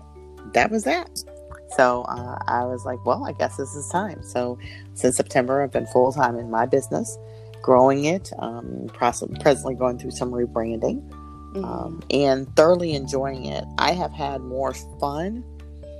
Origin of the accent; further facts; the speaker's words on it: Peoria, Illinois, United States; moved away as an adult; also born or lived in North Carolina / Raleigh; now in Indianapolis, United States; I'm originally from Peoria, Illinois